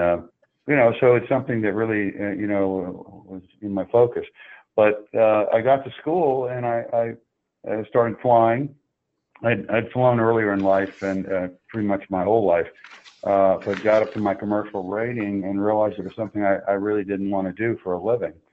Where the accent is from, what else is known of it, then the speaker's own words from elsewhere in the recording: Oak Ridge, Tennessee, United States; I grew up in Oak Ridge, Tennessee